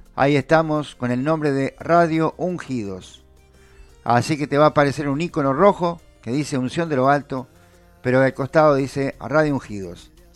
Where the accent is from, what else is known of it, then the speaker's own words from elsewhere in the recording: Uruguay; nosotros somos uruguayos